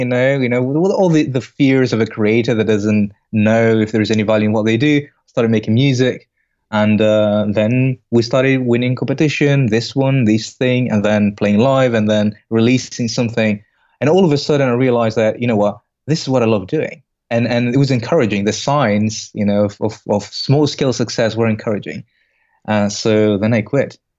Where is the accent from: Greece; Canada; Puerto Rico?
Greece; moved away as an adult; also born or lived in Belgium; originally, I'm from Greece.